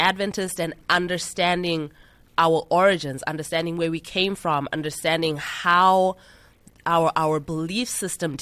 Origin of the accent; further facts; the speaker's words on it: Zimbabwe; moved away; I'm from Zimbabwe originally.